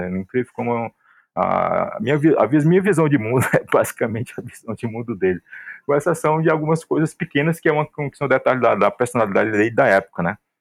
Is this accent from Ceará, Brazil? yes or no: yes; interior of Ceará, Brazil; now in Fortaleza, Brazil; embora que eu esteja agora aqui em Fortaleza, mas eu venho de uma cidade do interior do Ceará